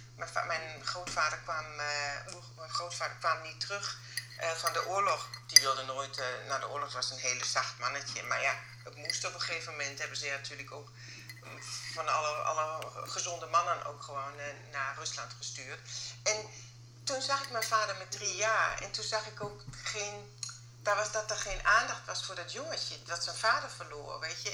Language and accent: Dutch; Germany; accent: German; Dutch is a second language; moved away as an adult; now in Netherlands; Ook met mijn Duitse paspoort, ook met mijn Duits accent